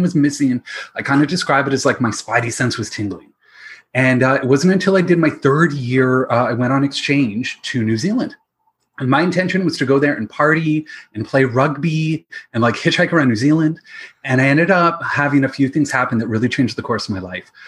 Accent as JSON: {"language": "English", "town": "London", "region": "Ontario", "country": "Canada", "tie": "born or raised there", "also_born_or_lived": "Nova Scotia", "said": "my background is that I grew up in London, Ontario, with my dad in the investment industry"}